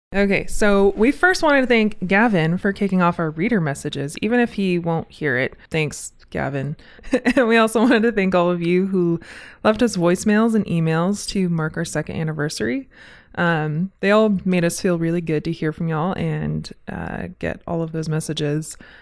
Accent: Southern California, United States; now in Spokane, United States; I'm from Southern California, so I'm pretty used to wildfire seasons and bad air, but I'm also from the desert

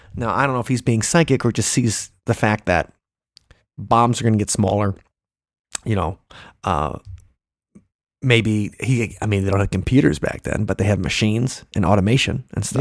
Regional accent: Big Bend, Wisconsin, United States; I grew up in Big Bend, Wisconsin, uh, that little dump in the southeast corner.

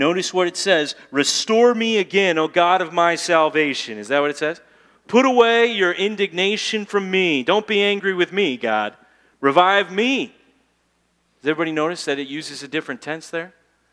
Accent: United States; I'm an American

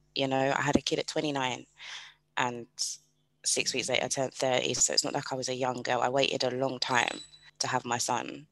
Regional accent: United Kingdom; I am British

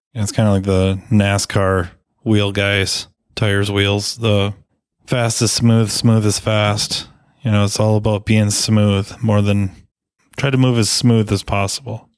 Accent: Minnesota, United States; I'm a Minnesotan.

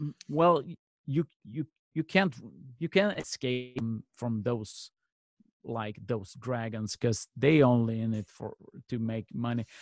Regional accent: Malmö, Skåne, Sweden; in my hometown of Malmö, Sweden

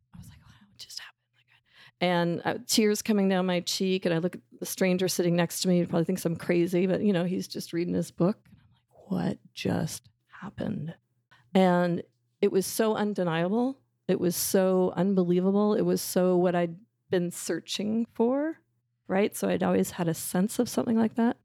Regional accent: Canada; I'll say route 'cause I'm Canadian, not route

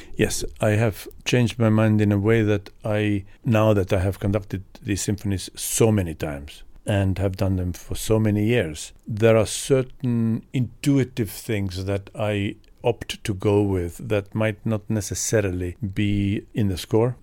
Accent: Estonia; moved away; Growing up in Estonia, which at that time was part of Soviet Union

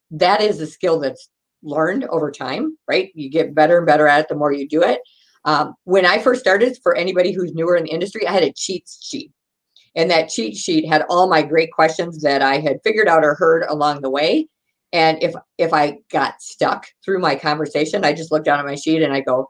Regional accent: Wisconsin, United States; We're from Wisconsin

